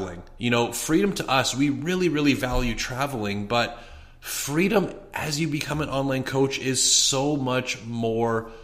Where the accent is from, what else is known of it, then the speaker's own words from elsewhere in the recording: Edmonton, Alberta, Canada; moved away as an adult; now in Scottsdale, United States; we're from Edmonton, Alberta, Canada, kind of north of Montana, if you're from the US. And last week we ventured out and we moved from Canada